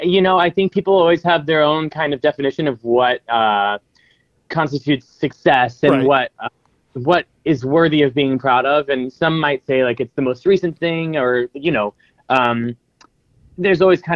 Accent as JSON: {"language": "English", "town": "Findlay", "region": "Ohio", "country": "United States", "moved": "as an adult", "lives_now": "New York, United States", "said": "because I'm from Finley."}